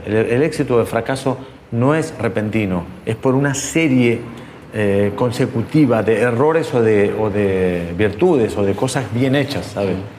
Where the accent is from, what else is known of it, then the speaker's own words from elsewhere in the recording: Quilmes, Buenos Aires Province, Argentina; moved away as an adult; now in Madrid, Spain; Soy de Quilmes, pero vivo en Madrid desde hace 17 años